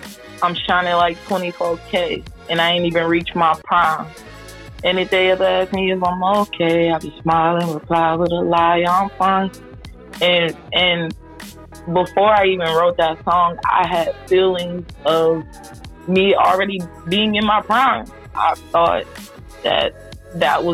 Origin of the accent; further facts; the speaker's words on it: Louisiana, United States; I'm from Louisiana